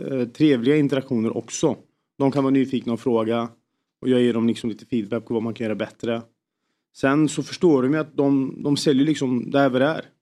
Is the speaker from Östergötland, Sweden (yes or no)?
yes; Norrköping, Östergötland, Sweden; moved away; Jag är från Norrköping